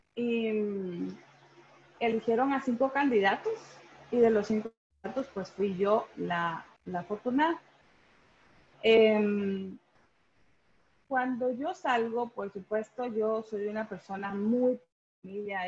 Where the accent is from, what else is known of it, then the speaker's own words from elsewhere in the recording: Guatemala City, Guatemala Department, Guatemala; moved away as an adult; also born or lived in Washington, United States / San Francisco, United States; fuera de la capital, que fue donde yo nací